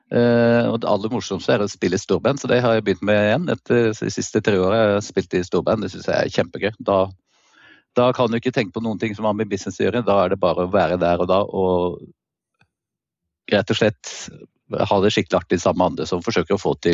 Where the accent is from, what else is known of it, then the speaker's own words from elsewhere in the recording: Andenes, Nordland, Norway; also born or lived in Stavanger / Trondheim; Jeg kan starte med å si at jeg er en forsvarsunge. så jeg vokste opp på Andenes helt nord i Vesterålen, selv om det ikke høres sånn ut. Og jeg er født i Stavanger.